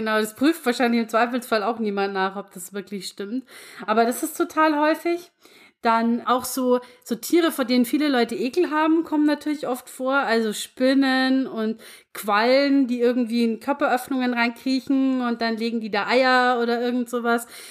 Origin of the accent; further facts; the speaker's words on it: Lower Bavaria, Germany; bei uns in Niederbayern